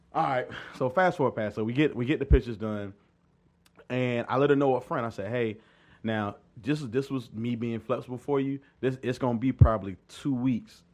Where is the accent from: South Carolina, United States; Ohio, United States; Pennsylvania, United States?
South Carolina, United States; Pendleton; I'm, uh, from a Little Town, Pendleton, South Carolina. It's right outside of Anderson, South Carolina